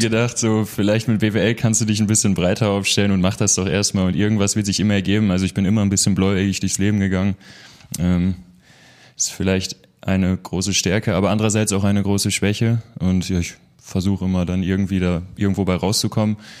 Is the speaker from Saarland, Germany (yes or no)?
no; Münster, North Rhine-Westphalia, Germany; hier in Münster, im schönen Nienberge. Ich bin ein Dorfjunge